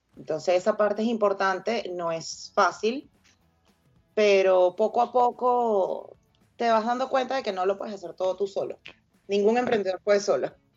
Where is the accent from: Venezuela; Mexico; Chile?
Venezuela; todos somos venezolanos